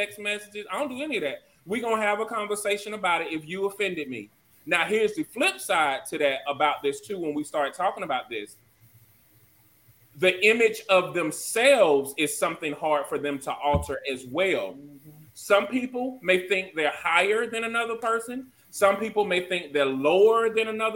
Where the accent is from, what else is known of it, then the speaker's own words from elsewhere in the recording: Georgia, United States; moved away; also born or lived in South Carolina; now I am from Georgia and stuff like, and I done live in South Carolina.